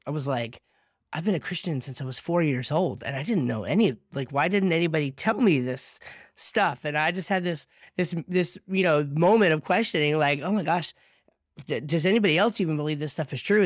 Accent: New Jersey, United States; now in North Carolina, United States; I'm from South Jersey

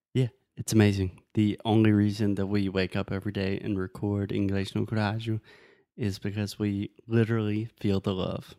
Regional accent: Spartanburg, South Carolina, United States; moved away; I was born and raised in South Carolina, but I was born in a little city called Spartanburg, South Carolina

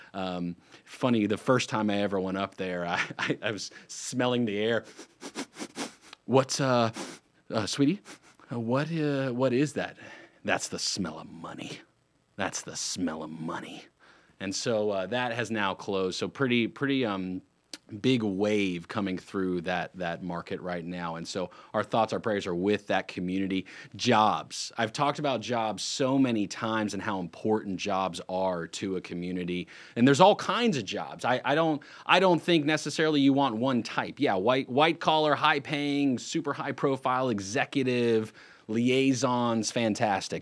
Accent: Lake Norman area, North Carolina, United States; I'm not going anywhere. I grew up here

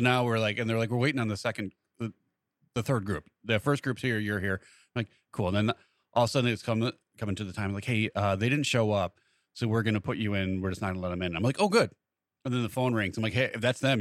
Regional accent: Montgomery, Illinois, United States; actually from Montgomery.

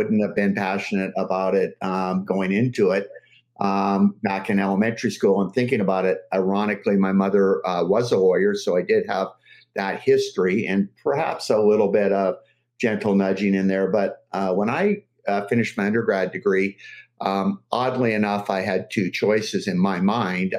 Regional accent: Los Angeles, California, United States; now in British Columbia, Canada; I grew up in Los Angeles and going to watch the Dodgers during the early 60s

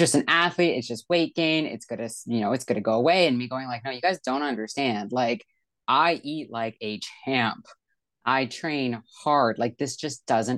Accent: Vancouver, British Columbia, Canada; moved away; I'm from Vancouver, British Columbia, Canada

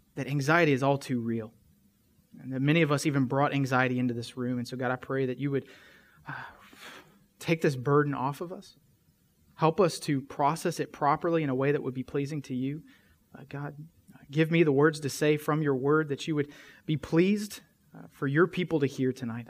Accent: West Tennessee, United States; we're from West Tennessee

